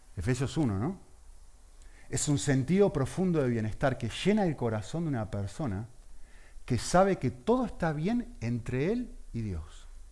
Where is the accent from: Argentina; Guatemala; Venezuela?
Argentina; Yo que soy argentino y que es mi país que está ahí representado